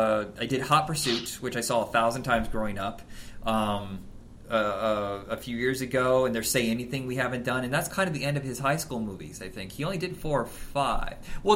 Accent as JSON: {"language": "English", "country": "Germany", "second_language": "English", "said": "I'm from another country. I'm from Germany."}